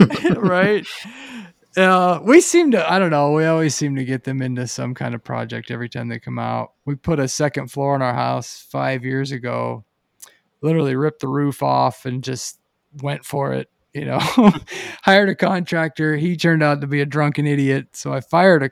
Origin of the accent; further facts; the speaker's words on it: Pennsylvania, United States; now in Boise, United States; growing up in Pennsylvania